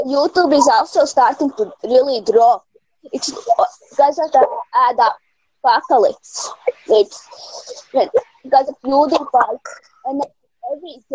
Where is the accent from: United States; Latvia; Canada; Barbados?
Latvia; I'm from Latvia.